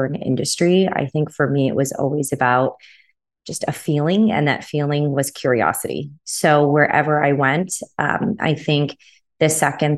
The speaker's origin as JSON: {"language": "English", "town": "San Diego", "region": "California", "country": "United States", "tie": "born or raised there", "said": "I grew up in San Diego, California"}